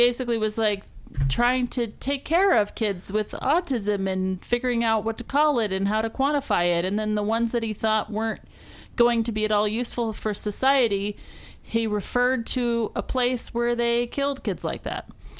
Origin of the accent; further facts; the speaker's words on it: United States; I am American